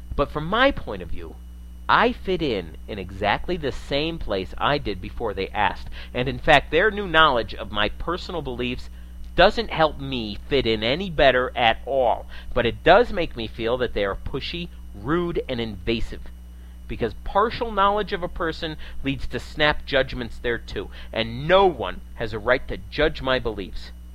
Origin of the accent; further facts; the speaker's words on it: New England, United States; moved away; I hail from New England in the USA originally, and I'm an old time Yankee in a lot of ways